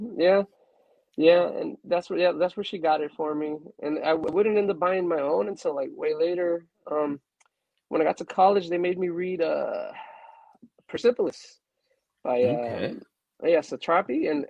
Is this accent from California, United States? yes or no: yes; Los Angeles, California, United States; also born or lived in Mexico; I was born in Mexico, and but I've been raised most of my life here in L.A. I got here pretty young, like around 3. So that's where I reside, Los Angeles